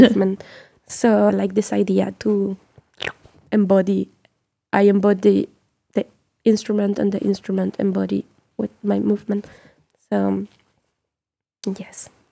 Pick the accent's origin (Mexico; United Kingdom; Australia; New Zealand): Mexico; also born or lived in France; as Mexican